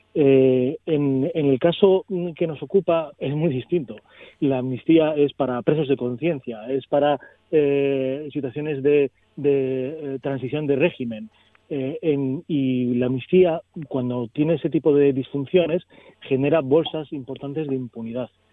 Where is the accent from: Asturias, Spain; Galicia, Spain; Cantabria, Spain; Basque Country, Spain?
Asturias, Spain; tanta legitimidad tenemos nosotros como asturianos